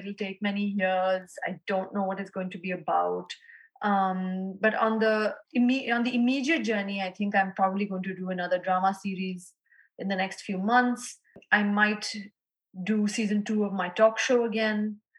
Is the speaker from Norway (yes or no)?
no; Lahore, Punjab, Pakistan; And especially in my hometown of Lahore, I hope to do a reading there in the next year.